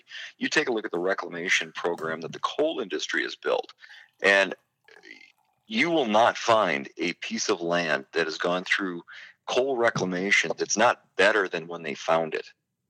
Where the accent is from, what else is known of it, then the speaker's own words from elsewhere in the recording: North Dakota, United States; I grew up in North Dakota being able to drive out across the state and look at the northern lights and see the beautiful skies.